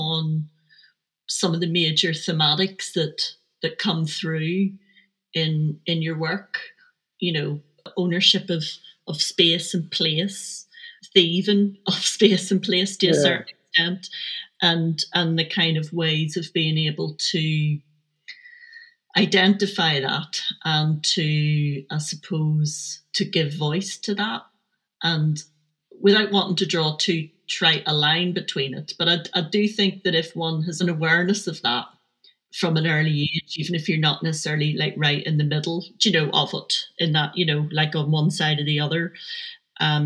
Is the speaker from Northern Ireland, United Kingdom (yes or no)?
yes; Belfast, Northern Ireland, United Kingdom; when I was growing up in Belfast during the Troubles